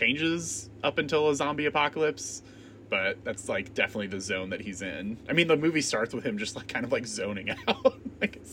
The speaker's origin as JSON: {"language": "English", "region": "South Dakota", "country": "United States", "tie": "born or raised there", "moved": "yes", "said": "I grew up in South Dakota."}